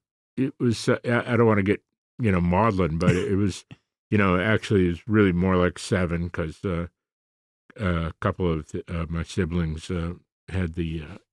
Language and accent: English; Chicago, Illinois, United States; Southside, my friend.